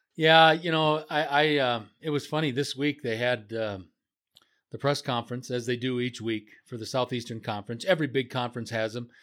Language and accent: English; Marshfield, Wisconsin, United States; the town that I was in, that I grew up in, Marshfield, Wisconsin